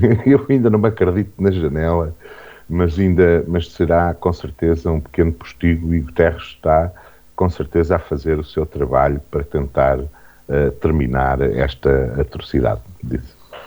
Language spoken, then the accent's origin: Portuguese; Vagos, Aveiro District, Portugal; Não é porque eu nasci uh, em Vagos